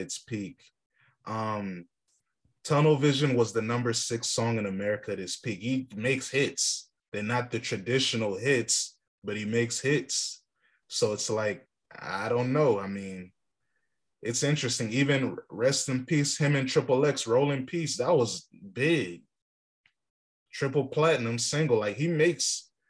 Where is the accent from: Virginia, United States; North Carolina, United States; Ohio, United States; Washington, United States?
Virginia, United States; being from Virginia, where we don't have a bias because we don't have hip hop history to hold on